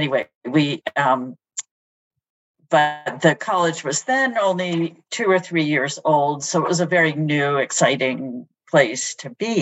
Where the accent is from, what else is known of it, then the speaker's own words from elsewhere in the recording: Cambridge, Massachusetts, United States; I grew up in Cambridge, and my first school experience was at St. Anne's Nursery